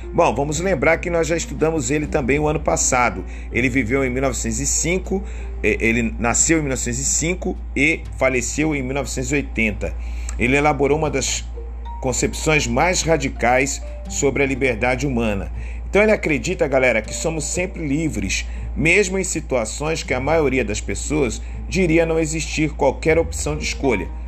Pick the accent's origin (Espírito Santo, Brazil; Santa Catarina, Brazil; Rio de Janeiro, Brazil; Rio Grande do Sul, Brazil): Rio de Janeiro, Brazil; Sou brasileiro, homem e cresci em, no Rio de Janeiro